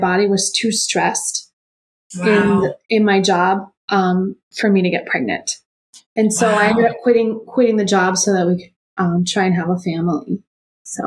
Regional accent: Rochester, Minnesota, United States; I grew up in Rochester, Minnesota, which is the home of the Mayo Clinic

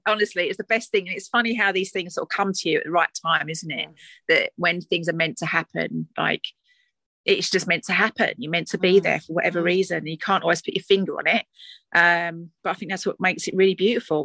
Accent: Essex, East of England, United Kingdom; accent: Essex twang; my accent, my Essex twang

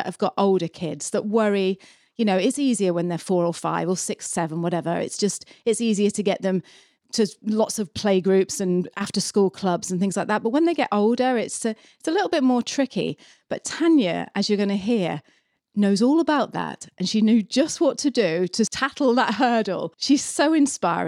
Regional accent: United Kingdom; now in New Zealand; I'm a Brit

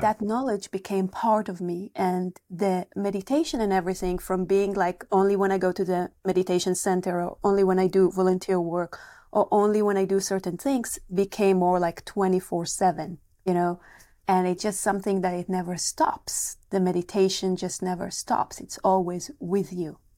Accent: Israel; moved away; I'm coming from Israel originally

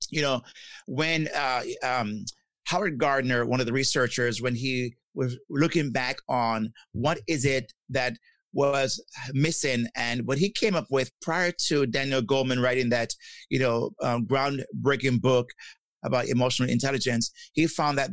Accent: Jamaica; I'm from Jamaica, and growing up in Jamaica, we were taught that we should not show our emotions

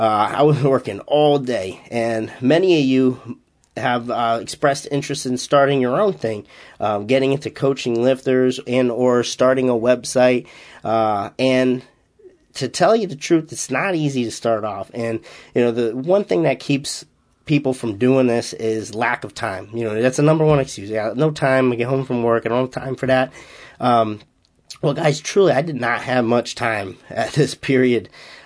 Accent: Massachusetts, United States; accent: Boston; You know, I'm not literally from Boston. I'm still 2 hours away, and those in Massachusetts won't say I have a Boston accent, but I guess I do have a little bit of an accent.

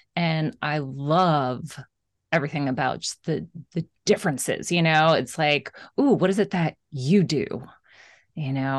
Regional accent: Florida, United States; since I grew up in Florida, Christmas was always, of course, so hot

